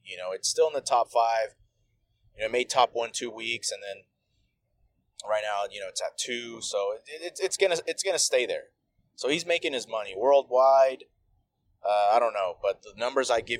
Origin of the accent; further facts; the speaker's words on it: United States; I'm from America